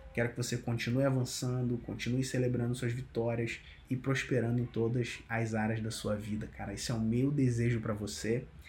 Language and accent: Portuguese; Cabo Frio, Rio de Janeiro, Brazil; moved away as an adult; now in São Paulo, Brazil; Sempre que eu volto para Cabo Frio, né, que é minha, minha terra natal